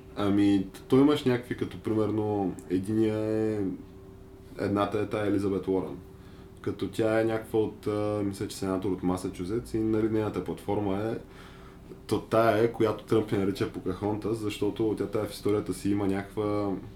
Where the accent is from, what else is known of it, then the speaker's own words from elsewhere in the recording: Bulgaria; аз като българин